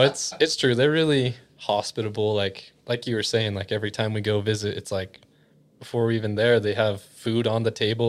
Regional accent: Utah, United States; I was always the exotic one here in Utah

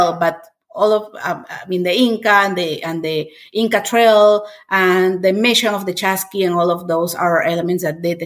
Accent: Lima, Peru; English is a second language; moved away as an adult; now in Oklahoma, United States; I am from Lima, Peru. Lima is the capital of Peru, and I was born there and raised there. I moved here to Oklahoma after I got married

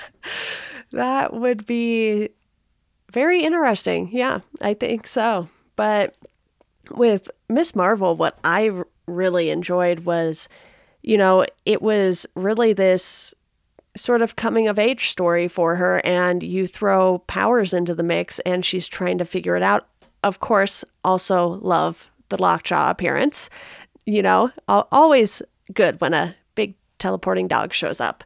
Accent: Southern California, United States; growing up in Southern California

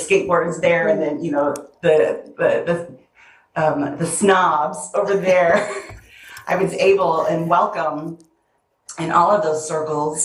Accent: Shorewood, Illinois, United States; moved away as an adult; also born or lived in New York City; now in Atlanta, United States; Near Joliet. Born and raised there, but then I grew up in my 20s in New York City

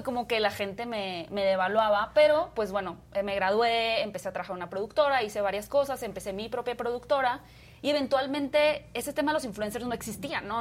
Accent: Hermosillo, Sonora, Mexico; now in Mexico City, Mexico; yo soy de Hermosillo, originaria de Hermosillo

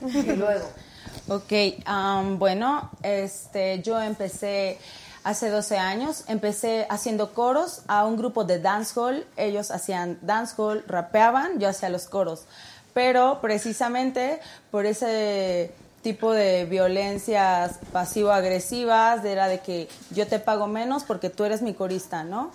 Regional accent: Mexico City, Mexico; soy del norte de la ciudad, um, Cuautepec, es Distrito Federal todavía

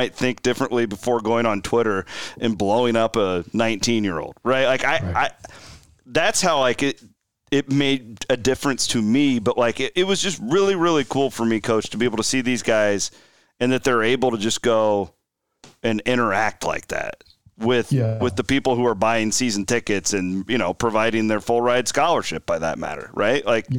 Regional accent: Clarendon, Iowa, United States; We were in our hometown, my hometown, not Brent's.

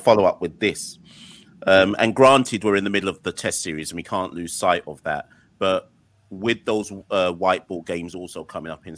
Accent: Jamaica; I'm Jamaican.

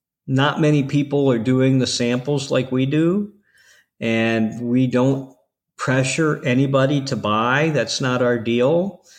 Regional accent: Ohio, United States; now in Florida, United States; I'm from Ohio. No. So, you know, I know what the winters are like, so I don't miss them at all.

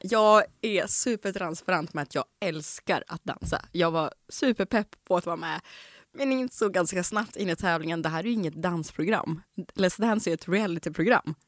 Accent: Omsk, Omsk Oblast, Russia; now in Sweden; i Omsk, där jag kommer ifrån.

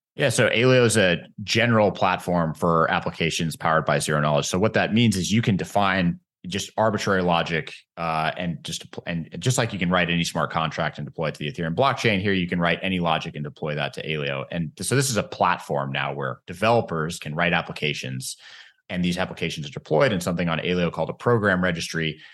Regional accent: United States; as an American

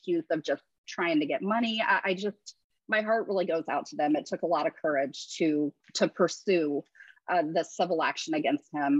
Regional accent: Ohio, United States; I grew up in Ohio, so I have a lot of friends who are Browns fans

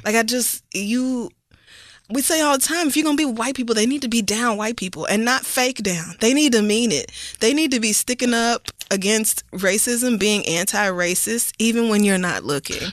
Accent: the Bible Belt, United States; growing up in the Bible Belt with conservative family

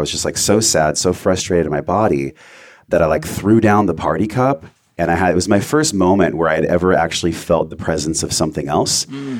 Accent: La Mesa, California, United States; I was born in East County. I went to Grossmont High School.

